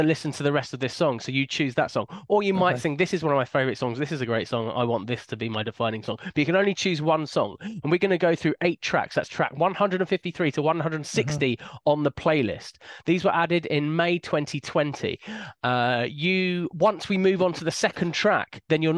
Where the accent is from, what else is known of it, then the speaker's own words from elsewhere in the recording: Hemel Hempstead, East of England, United Kingdom; I'm from Hemel Hempstead.